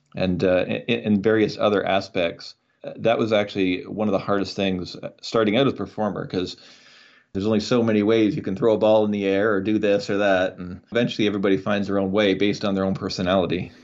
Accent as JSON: {"language": "English", "country": "Canada", "said": "as a Canadian"}